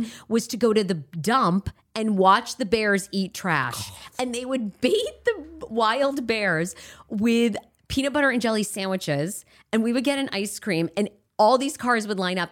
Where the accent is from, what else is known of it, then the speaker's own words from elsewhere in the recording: Maine, United States; moved away; I know what it's like to grow up in a rural area